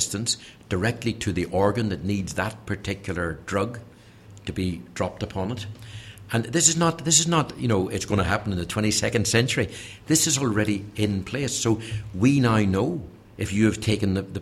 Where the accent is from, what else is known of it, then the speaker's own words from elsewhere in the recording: Northern Ireland, United Kingdom; my home country of Northern Ireland